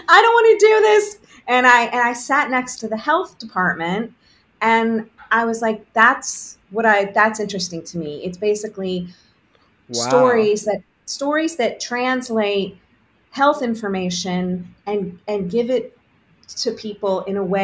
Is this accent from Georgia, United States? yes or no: yes; Augusta, Georgia, United States; I grew up in Augusta, Georgia